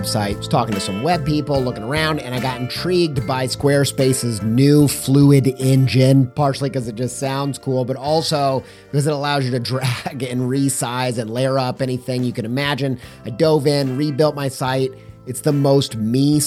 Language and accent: English; Columbus, Indiana, United States; moved away as an adult; also born or lived in Franklin, Indiana; now in Europe; I was born in Franklin, which is a little bit south of Indy. And then I went to high school in Columbus, Indiana.